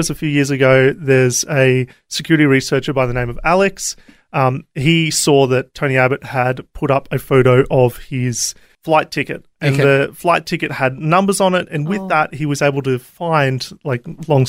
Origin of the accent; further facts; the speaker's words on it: Australia; But I'm Aussie born and bred.